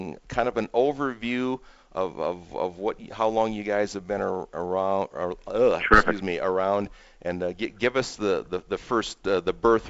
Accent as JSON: {"language": "English", "region": "Minnesota", "country": "United States", "tie": "born or raised there", "said": "I grew up in Minnesota"}